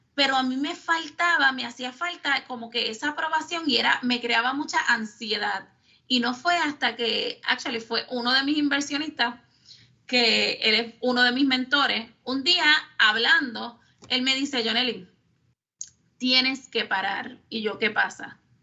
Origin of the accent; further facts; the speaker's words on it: Lares, Puerto Rico; moved away as an adult; also born or lived in San Juan metropolitan area; yo soy natural de Lares, nacida y criada en Lares